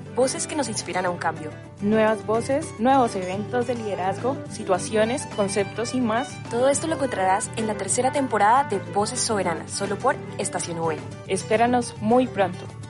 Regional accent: Colombia

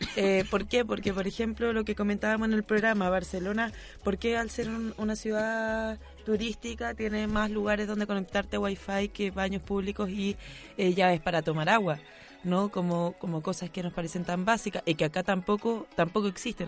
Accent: Rancagua, O'Higgins, Chile; now in Santiago, Chile; yo también soy fuera de Santiago, entonces en Rancagua tú dices cosas como

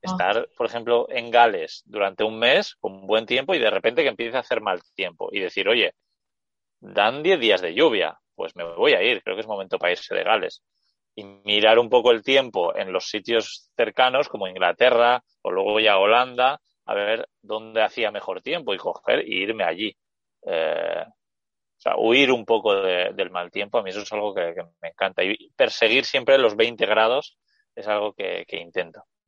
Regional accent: Basque Country, Spain; estoy en el País Vasco, que es de donde soy yo

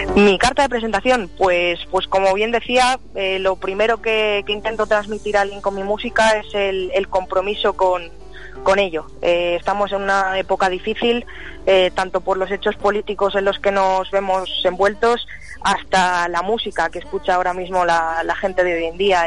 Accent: Madrid, Community of Madrid, Spain; soy de Madrid, soy muy jovencita, tengo 21 años

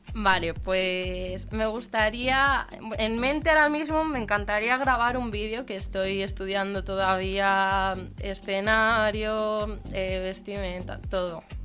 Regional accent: a village near Aranda de Duero, Castile and León, Spain; now in Madrid, Spain; mi pueblo está, está relativamente cerquita de allí

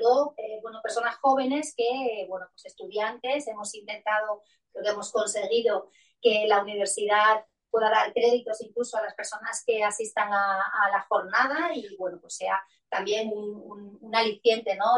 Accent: Melilla, Spain; yo soy de Melilla

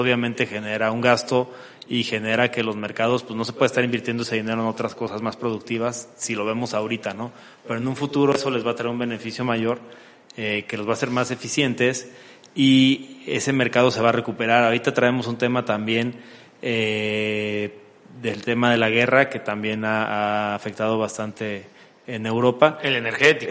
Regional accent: Mexico; somos los vecinos de Estados Unidos

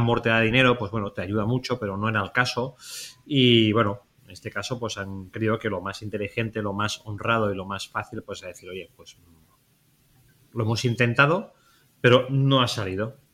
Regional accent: Spain; nosotros que somos, españoles

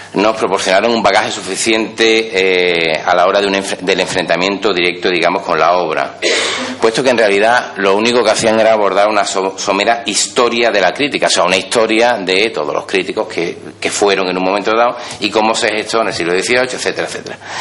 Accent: Seville, Andalusia, Spain; Yo vivo aquí en Sevilla. Soy eh, de Sevilla, doctor por la Universidad de Sevilla

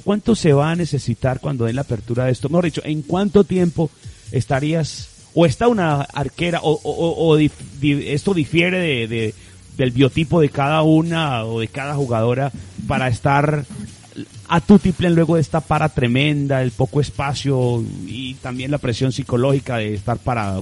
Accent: Paisa region, Colombia; pertenecemos eh, al Gran Antioquia Viejo hoy, hoy los que somos de Pereira, Risaralda, Caldas, Manizales, Antioquia, Quindío

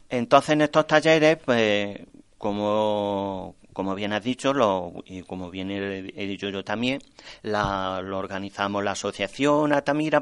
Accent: Torreperogil, Andalusia, Spain; en mi pueblo

